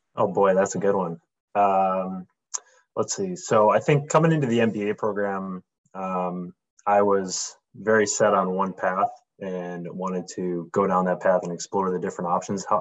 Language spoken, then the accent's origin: English; Buffalo, New York, United States; I'm born and raised in Buffalo, New York.